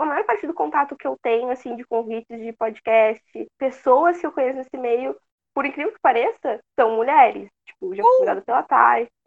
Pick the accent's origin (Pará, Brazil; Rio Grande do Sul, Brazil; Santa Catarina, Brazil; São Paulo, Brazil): Rio Grande do Sul, Brazil; Uh, eu sou aqui do Rio Grande do Sul